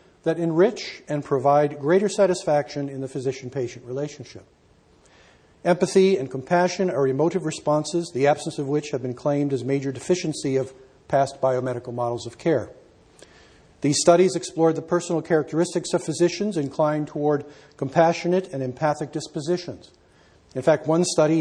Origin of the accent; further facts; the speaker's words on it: Canada; I'm a Canadian